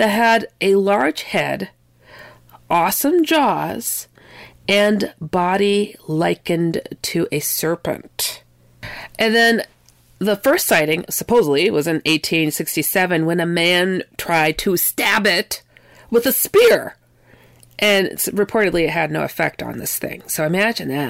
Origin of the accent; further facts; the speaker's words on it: Wisconsin, United States; also born or lived in California; where I was raised, though I'm from California. I was raised mostly in Wisconsin